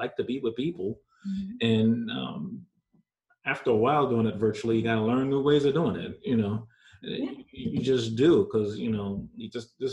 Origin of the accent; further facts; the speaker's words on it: New York, United States; accent: New York; also born or lived in Jamaica; My New York accent is hard